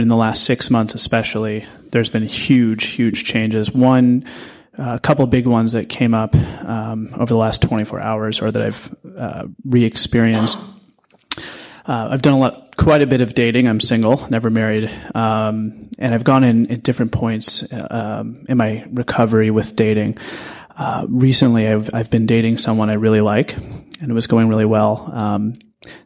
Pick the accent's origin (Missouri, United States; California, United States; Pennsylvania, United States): Missouri, United States; St. Louis; now in New York City, United States; I'm from St. Louis originally